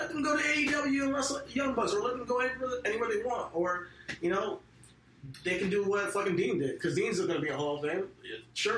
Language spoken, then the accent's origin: English; Nigeria; I think that for me, as an African American, so like I'm Nigerian, if you guys don't know.